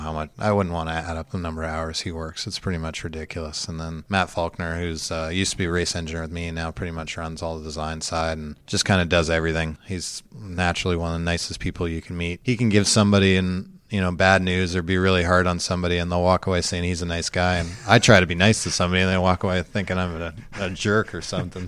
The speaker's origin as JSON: {"language": "English", "town": "London", "region": "Ontario", "country": "Canada", "moved": "yes", "said": "Just outside of London, Ontario"}